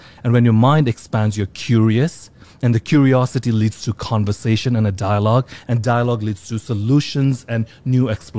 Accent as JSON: {"language": "English", "country": "Nepal", "tie": "born or raised there", "also_born_or_lived": "Singapore / India / London / Australia", "lives_now": "New York, United States", "said": "though I live in New York for 20 years right now, like I came from different parts of the world. I was born in Singapore, grew up in Nepal, lived in India, London, Australia."}